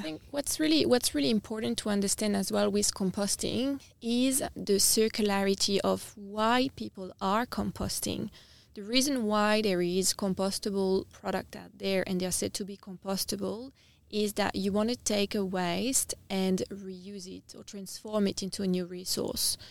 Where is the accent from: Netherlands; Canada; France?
France; Nice, Provence-Alpes-Côte d'Azur; moved away as an adult; also born or lived in United Kingdom / Vietnam; now in Adelaide, Australia; so I'm from the south of France. I'm from a town called Nice, which is on the coast. Um, yeah, I've grow, I've grown up in, I've grown up in France